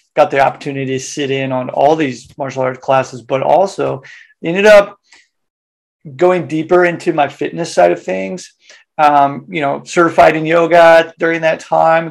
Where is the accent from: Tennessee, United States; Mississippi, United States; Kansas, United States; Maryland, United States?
Kansas, United States; Wichita; moved away as an adult; now in Japan; originally from Wichita, Kansas, uh, Kansas boy, uh, born and bred there. Uh, when I was 18, left